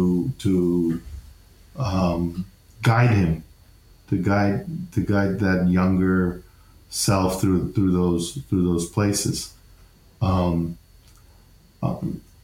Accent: El Paso, Texas, United States; moved away; our lives growing up in El Paso

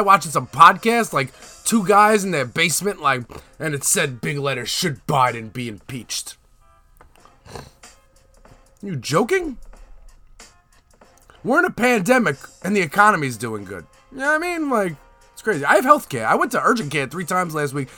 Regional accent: United States; speaking as an American who's been living in America

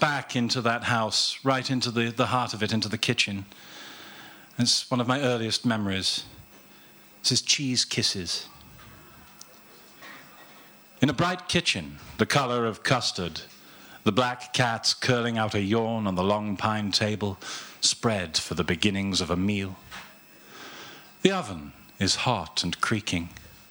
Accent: Slad Valley, Gloucestershire, South West England, United Kingdom; I grew up in Cider with Rosie country

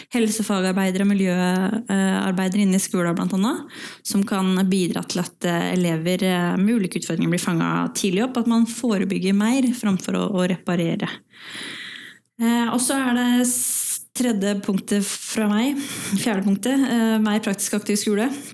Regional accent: Valdres, Innlandet, Norway; så kommer jeg fra Valdres i utgangspunktet

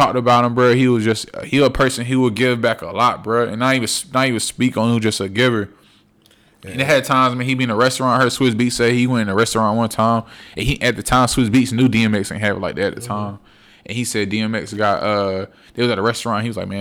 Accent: North Carolina, United States; I'm from North Carolina

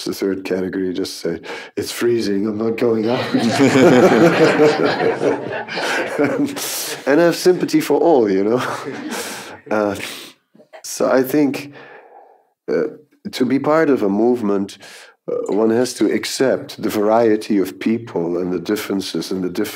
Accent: Netherlands; moved away; we are both from the Netherlands

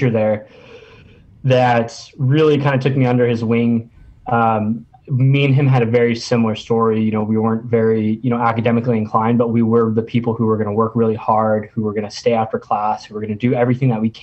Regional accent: Orange County, California, United States; I grew up in Orange County, so my A school was actually in Point Loma, San Diego.

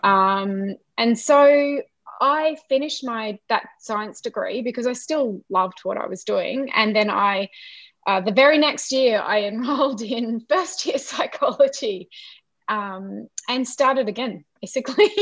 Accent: Brisbane, Queensland, Australia; also born or lived in Ipswich, Queensland; I was born in Brisbane and yeah. have lived in Brisbane uh, and now Ipswich in Queensland. Mm-hmm. pretty much all of my life.

